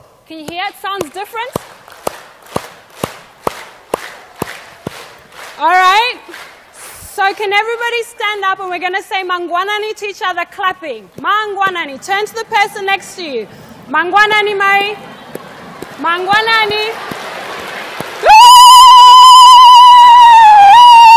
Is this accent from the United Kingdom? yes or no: no; Zimbabwe; first language Shona; English is a second language; now in Western Australia, Australia; I'm from Zimbabwe. So today we're going to greet each other in my language, which is Shona